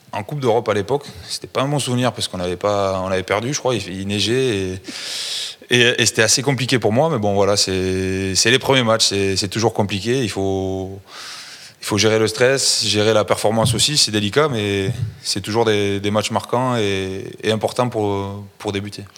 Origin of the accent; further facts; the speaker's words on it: Toulouse, Occitania, France; je suis toulousain